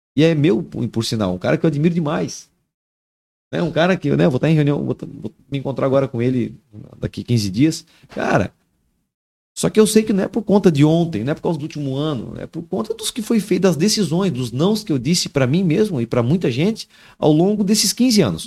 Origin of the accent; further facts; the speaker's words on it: Araquari, Santa Catarina, Brazil; moved away as an adult; also born or lived in Taió; now in Joinville, Brazil; eu sou de Araquari, né? Na verdade, eu nasci em Taió. Eu me criei em Joinville até os, até os 10 anos